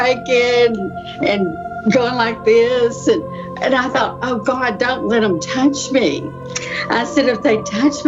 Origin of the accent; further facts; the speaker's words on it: Texas, United States; moved away as an adult; now in Pittsburgh, United States; I'm originally from Texas, and I've lived here in Pittsburgh area for 43 years